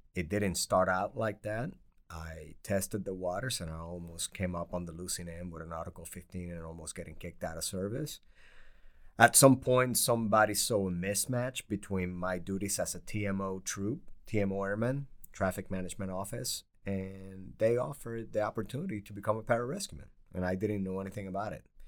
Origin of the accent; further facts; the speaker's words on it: Puerto Rico; moved away; also born or lived in New York / Bridgeport, Connecticut; I grew up poor in Puerto Rico